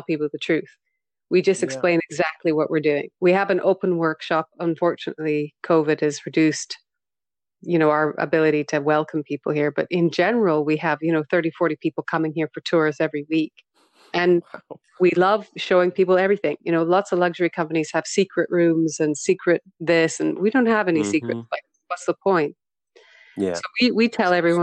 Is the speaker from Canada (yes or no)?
yes; Western Canada, Canada; moved away; I am Canadian, you know, I'm Western Canadian.